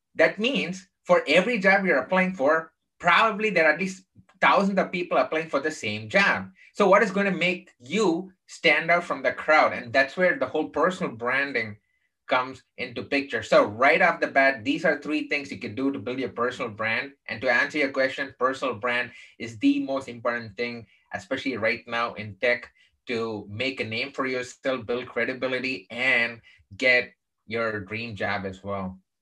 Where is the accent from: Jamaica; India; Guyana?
India; Chennai, Tamil Nadu; moved away; also born or lived in Texas; I grew up in the southern part of India um, in a place called Chennai